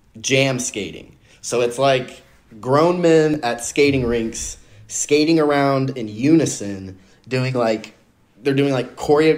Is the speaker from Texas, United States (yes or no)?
yes; Dallas, Texas, United States; I'm from Dallas.